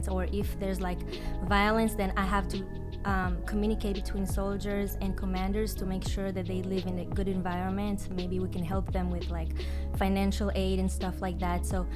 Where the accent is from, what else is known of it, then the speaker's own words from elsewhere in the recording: Israel; moved away as an adult; now in United States; So I was born and raised in Israel, and I moved here 4.5 years ago.